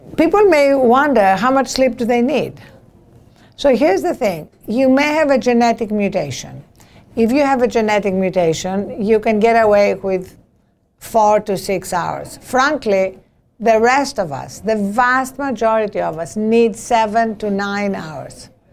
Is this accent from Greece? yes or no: yes; Greece; born or raised there; English is a second language; now in United States